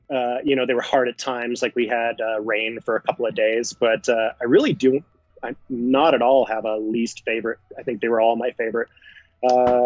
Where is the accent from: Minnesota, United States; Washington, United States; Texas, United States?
Washington, United States; Seattle; I come from the Pacific Northwest up in Seattle, Washington, Oregon, Idaho area.